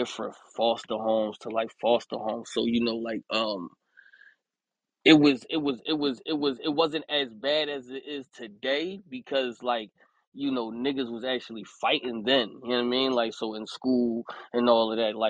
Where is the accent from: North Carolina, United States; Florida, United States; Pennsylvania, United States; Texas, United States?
Pennsylvania, United States; Philadelphia; I'm from Philadelphia, PA.